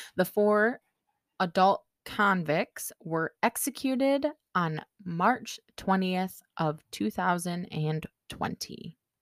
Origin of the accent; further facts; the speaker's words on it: United States; accent: American; pardon my American accent